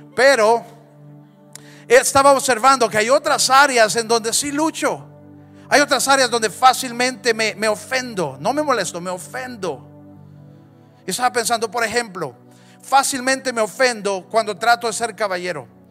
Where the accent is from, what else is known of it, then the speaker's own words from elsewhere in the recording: Honduras; Cada vez que yo he cruzado la frontera, dejo de ser hondureño y de repente soy mexicano